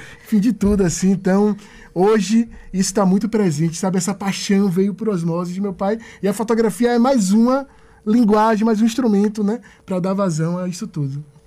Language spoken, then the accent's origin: Portuguese; Salvador, Bahia, Brazil; sou né, do, do Bonfim, Boa Viagem, sou ali da, das áreas, CBX